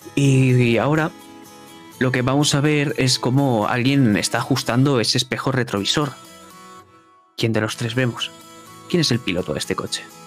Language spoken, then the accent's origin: Spanish; Spain; soy de España